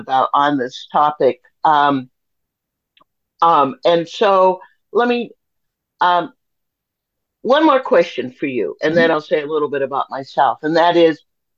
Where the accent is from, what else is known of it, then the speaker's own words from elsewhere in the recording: Los Angeles, California, United States; I grew up in West Los Angeles, very near to Santa Monica, in a pretty white neighborhood